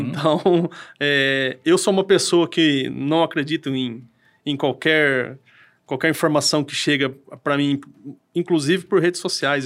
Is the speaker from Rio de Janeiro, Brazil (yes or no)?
no; Cambira, Paraná, Brazil; eu ali sou da cidade de Cambira ali e trabalho aqui em Apucarana